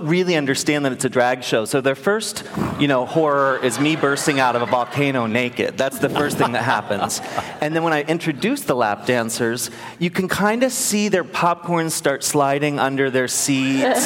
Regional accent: Maryland, United States; moved away; So I grew up in Maryland

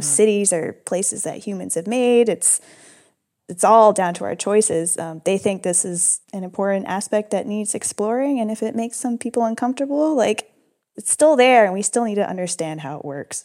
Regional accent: United States; I'm American, I am mixed race

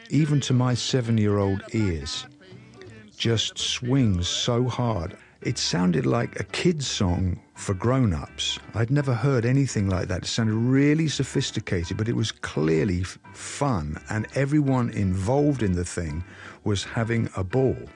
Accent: England, United Kingdom; music from the United States couldn't have been any more different to the stuff that we were served up as English kids.

